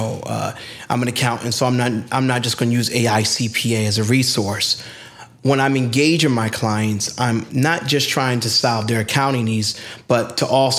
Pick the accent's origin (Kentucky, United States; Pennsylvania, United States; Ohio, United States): Pennsylvania, United States; Philadelphia; I'm a Philly hustler